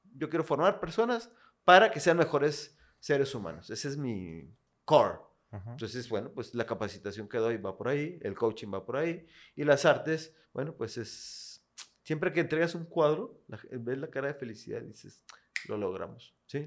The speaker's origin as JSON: {"language": "Spanish", "town": "Monterrey", "region": "Nuevo León", "country": "Mexico", "tie": "born or raised there", "also_born_or_lived": "Comales, Tamaulipas", "said": "Yo aquí nací aquí en Monterrey."}